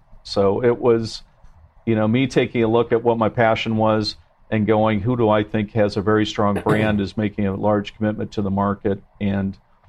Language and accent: English; Mishawaka, Indiana, United States; moved away; also born or lived in China; I grew up in South Bend, Indiana area, Mishawaka, Indiana.